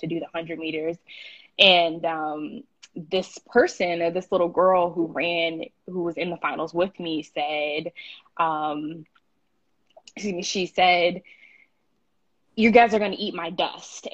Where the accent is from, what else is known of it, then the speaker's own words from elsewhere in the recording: Houston, Texas, United States; moved away; also born or lived in Syracuse; I grew up in Houston, Texas. I was born there